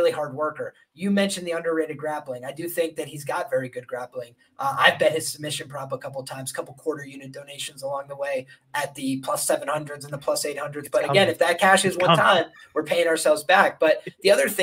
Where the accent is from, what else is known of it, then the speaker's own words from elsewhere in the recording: Ireland; I'm Irish